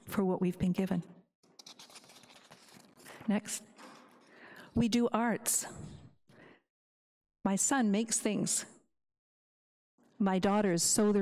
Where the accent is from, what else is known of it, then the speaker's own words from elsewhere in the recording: Canada; as a Kalunak, as a English Canadian